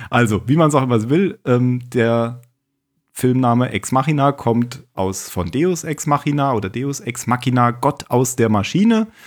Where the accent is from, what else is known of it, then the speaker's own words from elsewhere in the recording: Baden-Württemberg, Germany; moved away; also born or lived in Bavaria; ich bin ja Badener.